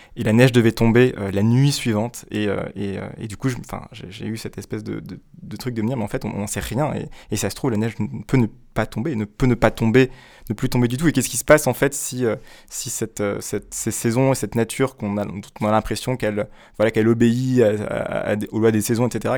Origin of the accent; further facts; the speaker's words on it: Guadeloupe; moved away as an adult; j'ai grandi en Guadeloupe